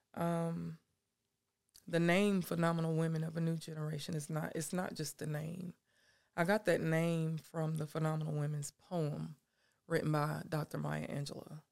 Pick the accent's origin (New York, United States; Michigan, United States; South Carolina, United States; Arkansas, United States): South Carolina, United States; Anderson; moved away as an adult; now in Seneca, United States; I was born and raised in Anderson. I know people there